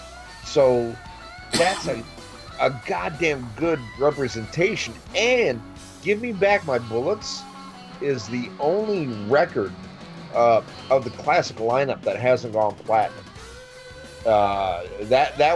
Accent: Midwest, United States; also born or lived in Central Florida; now in Florida, United States; when I grew up in the Midwest

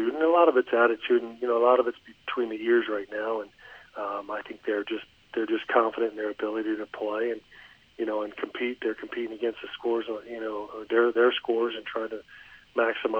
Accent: Columbus, Ohio, United States; now in Cincinnati, United States; I'm from Columbus, and I was in Columbus

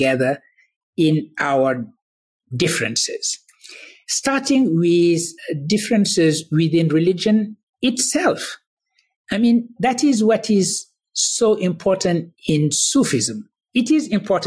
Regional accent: Senegal; I was born in Senegal. I was raised in that Sunni tradition

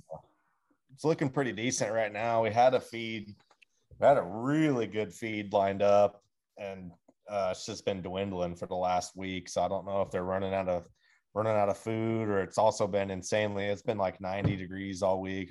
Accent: Pacific Northwest, United States; this is like home ground that I grew up on

